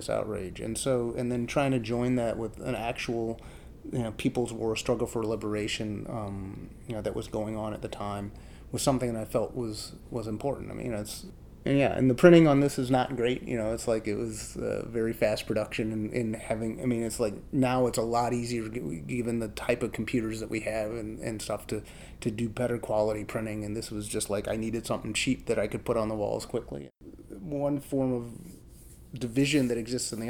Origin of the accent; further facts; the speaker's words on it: Chicago, Illinois, United States; I grew up in Chicago. I grew up on the south side of Chicago